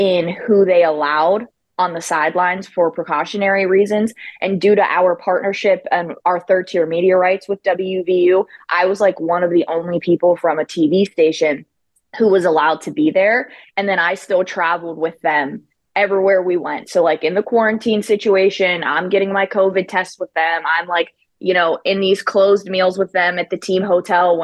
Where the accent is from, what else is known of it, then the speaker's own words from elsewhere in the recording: Northern Panhandle, West Virginia, United States; I'm from the state of West Virginia. I'm from the Northern Panhandle, which is like an hour and a half north from here, just outside of Pittsburgh as well.